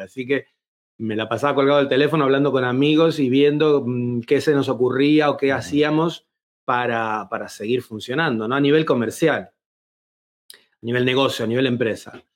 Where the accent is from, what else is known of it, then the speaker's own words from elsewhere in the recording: Buenos Aires, Argentina; moved away as an adult; also born or lived in Seville, Spain; now in Madrid, Spain; vengo de Buenos Aires, se me nota creo en el acento